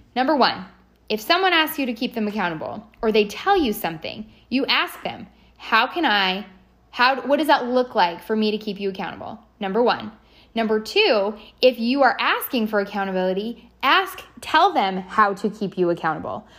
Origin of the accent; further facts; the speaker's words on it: Canada; also born or lived in San Diego, California, United States; now in Indian Land, United States; I am a Canadian, born Canadian, became American.